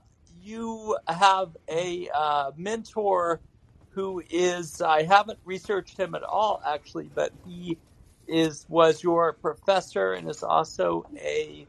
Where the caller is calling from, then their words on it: Asheville, North Carolina, United States; I happen to live in Asheville, North Carolina, which is on the east coast of the United States.